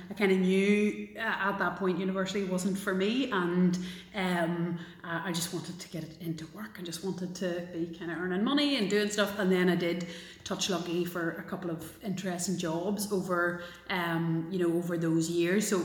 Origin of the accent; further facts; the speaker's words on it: Galway, Connacht, Ireland; now in Belfast, United Kingdom; I get to deny Belfast if it's worse and go, oh no no, sure I'm from Galway.